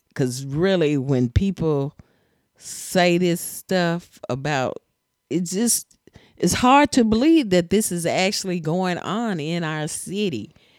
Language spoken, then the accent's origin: English; Tennessee, United States; I'm from Tennessee